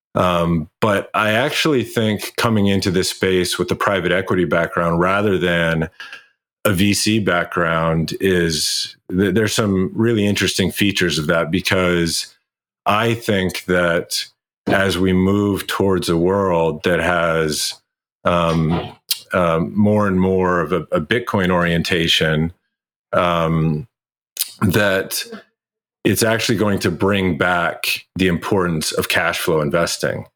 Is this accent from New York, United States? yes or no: no; Kentucky, United States; moved away; I went home where I grew up in Kentucky